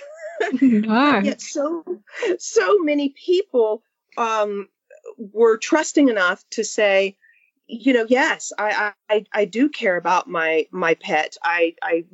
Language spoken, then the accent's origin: English; Mississippi, United States; I grew up in Mississippi